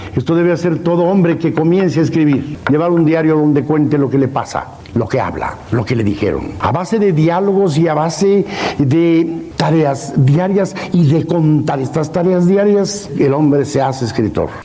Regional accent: Mexico; Somos mexicanos

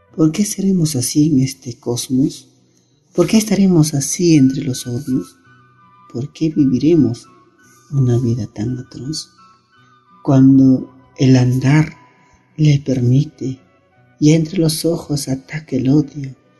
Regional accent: Cañaris, Lambayeque, Peru; first language Quechua; Spanish is a second language; soy de Cañaris, Lambayeque, Perú

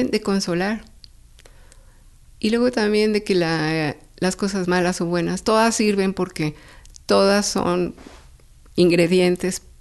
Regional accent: Mexico City, Mexico; En San Pedro de los Pinos.

